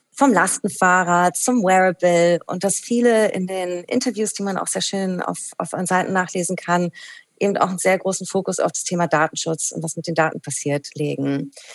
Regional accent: Berlin, Germany; born or raised there

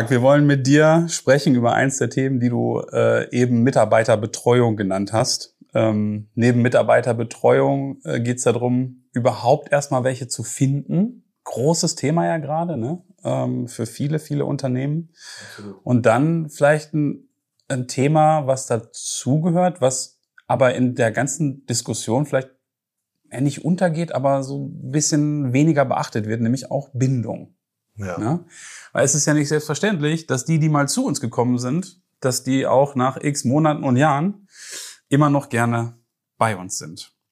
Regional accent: Herford, North Rhine-Westphalia, Germany; Herford, gebürtiger Westfale.

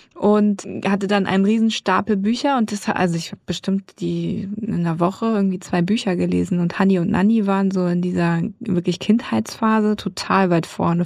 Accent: Darmstadt, Hesse, Germany; sie sind aus dem geliebten Schwarzwald weggezogen nach Südhessen und dort bin ich geboren, in Darmstadt und habe mich auch selber eigentlich immer als Hessin vorgestellt

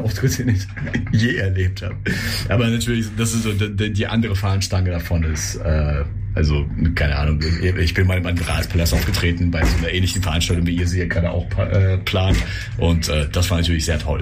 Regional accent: Russia; moved away; ich komme aus Russland

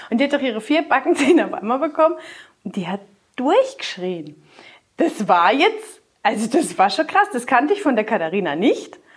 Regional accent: Rhineland-Palatinate, Germany; Na, ich, sag, ich komme aus der Vorderpfalz zu Mannheim.

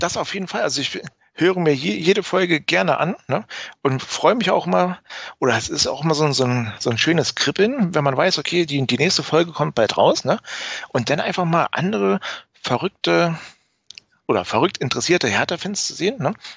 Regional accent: Berlin, Germany; moved away as an adult; now in Weimar, Germany; ich bin ein, ein waschechter Berliner, also Eke Eke, Berliner. Ich bin in wunderschönen Reinickendorf 1982 geboren worden im ja, Stadtteil Frohnau. Ja, bin in Märkischen Viertel zur Schule gegangen

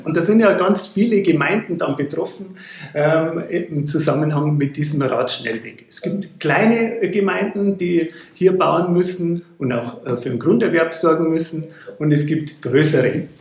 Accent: Bäderdreieck, Bavaria, Germany; Ich komme ja aus dem Bäderdreieck, ähm, Bad Birnbach, Bad Griesbach, Bad Füssing

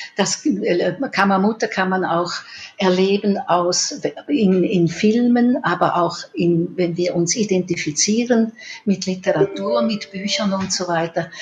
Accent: Switzerland; bei uns in der Schweiz

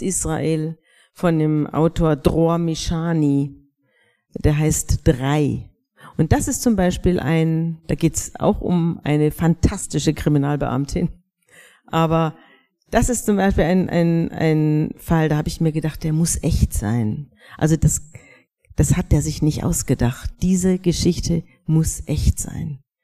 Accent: Bavaria, Germany; Wir sind alle aus Bayern

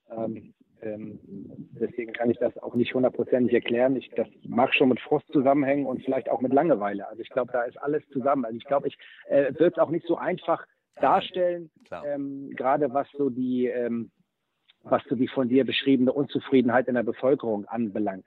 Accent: Hamburg, Germany; ich bin in Hamburg-Möllmannsberg aufgewachsen, in einem Stadtteil mit hoher äh, Ausländerrate

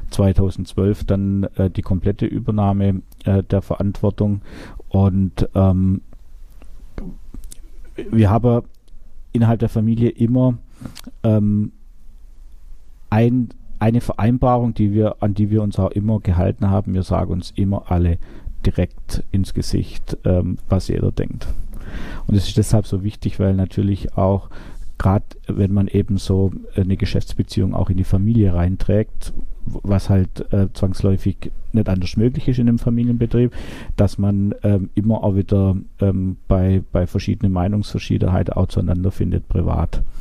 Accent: Baden-Württemberg, Germany; Ich buddel gerne, ich bin Schwabe.

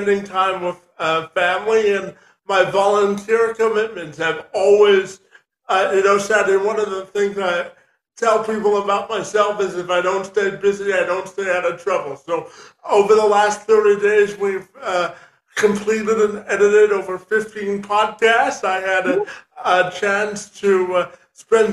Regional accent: Windsor, Ontario, Canada; I was originally born and raised in Windsor, Ontario, Canada, and that's where I currently reside.

